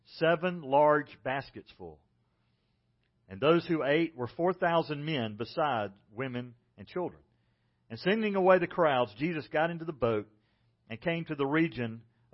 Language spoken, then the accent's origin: English; South Carolina, United States; moved away; I don't have an accent. I'm from South Carolina. This is the way people talk.